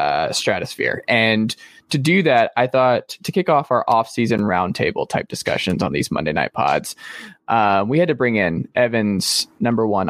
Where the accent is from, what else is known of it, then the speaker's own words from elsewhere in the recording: the South, United States; we're from the South